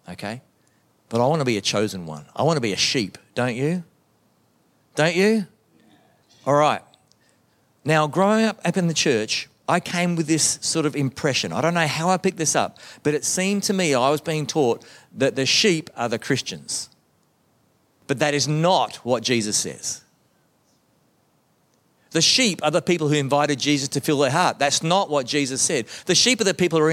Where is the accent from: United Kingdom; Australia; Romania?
Australia; Melbourne, Victoria; growing up in the Baptist church in Melbourne, Australia